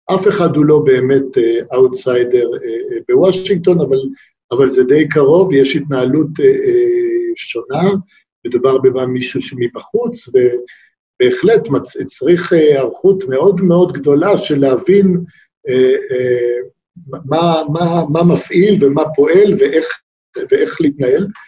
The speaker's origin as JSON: {"language": "Hebrew", "country": "Israel", "also_born_or_lived": "United States"}